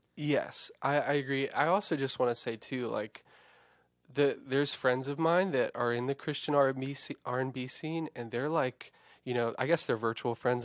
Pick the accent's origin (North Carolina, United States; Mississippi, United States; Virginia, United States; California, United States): Virginia, United States; Eastern Shore of; moved away as an adult; also born or lived in Nashville / Blacksburg; where I'm originally from on the Eastern Shore of Virginia